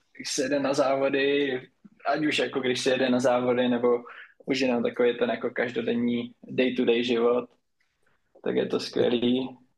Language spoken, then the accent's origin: Czech; Nový Jičín, Moravian-Silesian Region, Czechia; u nás na severu, jelikož jsem od Ostravy, od Nového Jičína, tak tam máme Dům dětí a mládeže